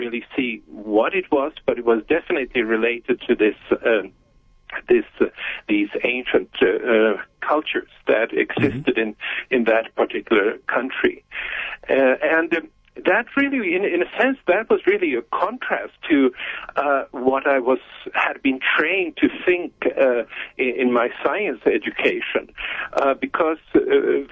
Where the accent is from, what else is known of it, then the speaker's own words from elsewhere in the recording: Stockholm, Stockholm County, Sweden; I was born in Stockholm, in Sweden, in 1950. And that's where I was raised